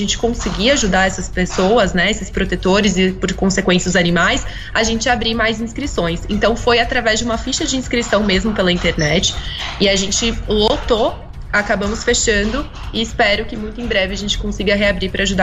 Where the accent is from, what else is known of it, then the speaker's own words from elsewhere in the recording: São José dos Campos, São Paulo, Brazil; eu sou de São José dos Campos